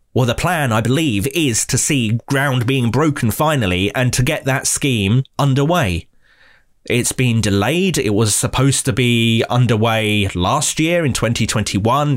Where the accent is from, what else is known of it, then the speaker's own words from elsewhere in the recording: Nuneaton, West Midlands, United Kingdom; I'm from Nuneaton in Warwickshire in the West Midlands